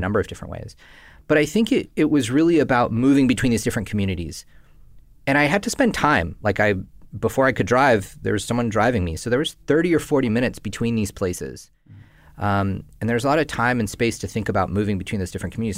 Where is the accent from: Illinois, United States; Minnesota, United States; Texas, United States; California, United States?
California, United States; Northern; I grew up in Northern California to Indian immigrant parents